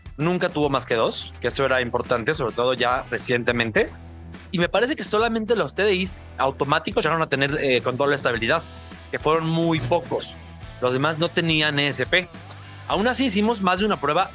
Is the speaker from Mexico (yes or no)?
yes; Mexico; como mexicanos